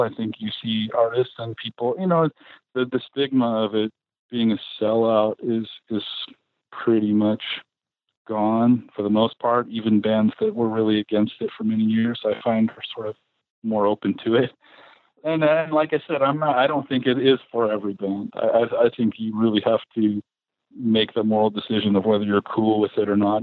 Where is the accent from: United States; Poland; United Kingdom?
United States; San Francisco, California; moved away as an adult; also born or lived in Los Angeles; I grew up in San Francisco in the 80s, the punk scene up there